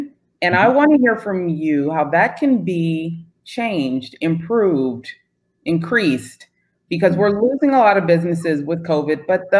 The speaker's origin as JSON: {"language": "English", "region": "Northern California", "country": "United States", "moved": "yes", "said": "I am from Northern California, where most cities work very well with their Chamber of Commerce."}